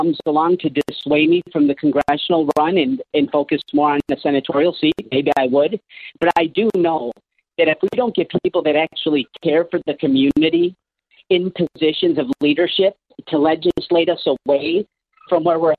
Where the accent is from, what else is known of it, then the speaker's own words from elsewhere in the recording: Cicero, Illinois, United States; So we were a union household. Everything was 727. You know, I grew up in Cicero, Democrat area.